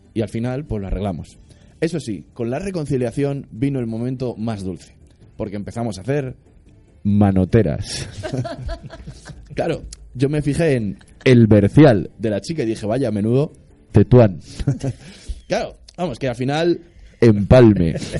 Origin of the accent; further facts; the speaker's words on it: Madrid, Community of Madrid, Spain; soy de Madrid de toda la vida